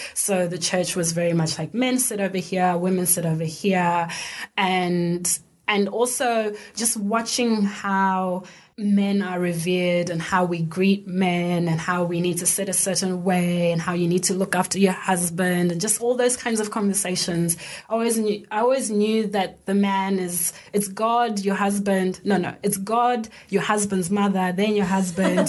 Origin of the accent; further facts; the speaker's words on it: Zimbabwe; moved away as an adult; now in Australia; So I grew up in Zimbabwe. I grew up in a middle-class suburb